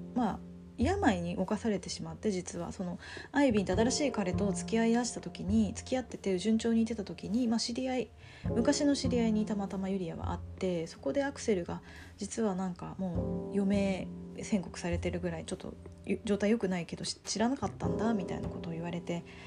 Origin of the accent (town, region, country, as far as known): Japan; born or raised there; moved away as an adult; now in Tokyo, Japan